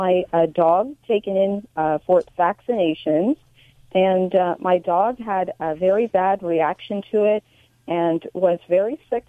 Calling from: Central Coast, California, United States; I'm calling from the Central Coast in California.

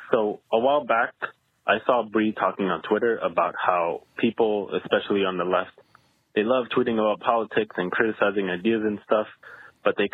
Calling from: Seattle, Washington, United States; I'm calling from Seattle.

